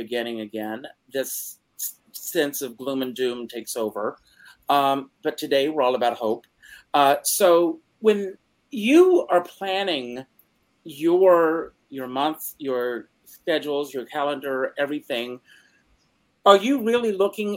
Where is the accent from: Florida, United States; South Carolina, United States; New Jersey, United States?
South Carolina, United States; Conway; moved away; Conway, my hometown.